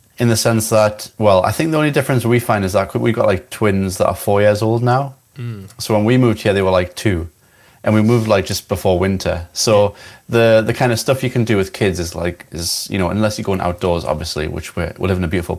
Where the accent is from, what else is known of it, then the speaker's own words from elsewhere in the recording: Newcastle upon Tyne, North East England, United Kingdom; moved away as an adult; now in Isle of Skye, United Kingdom; And I'm not originally from here. I'm from Newcastle in England.